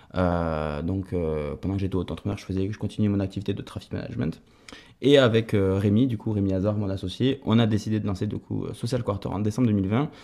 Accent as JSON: {"language": "French", "town": "Toulouse", "region": "Occitania", "country": "France", "said": "J'ai d'abord travaillé en agence de communication à Toulouse, puisque, je suis toulousain."}